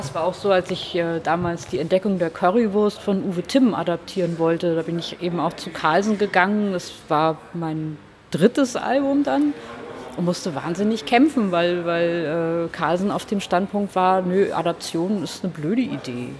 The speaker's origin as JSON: {"language": "German", "region": "Hamburg", "country": "Germany", "also_born_or_lived": "New York", "moved": "as an adult", "said": "ich komme aus Hamburg"}